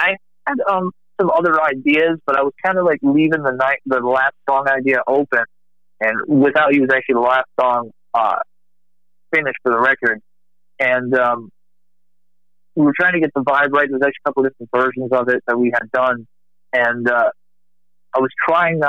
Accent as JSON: {"language": "English", "region": "Rhode Island", "country": "United States", "moved": "yes", "lives_now": "Texas, United States", "said": "I'm originally from Rhode Island, but living in Texas"}